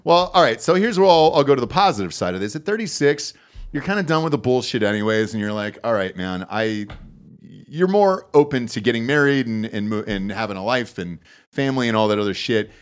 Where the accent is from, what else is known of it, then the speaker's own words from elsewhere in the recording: Georgia, United States; now in Austin, Texas, United States; originally Georgia